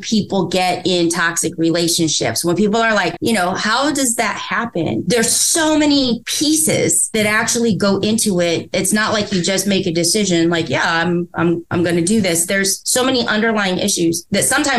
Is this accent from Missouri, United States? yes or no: no; Indiana, United States; I'm from Indiana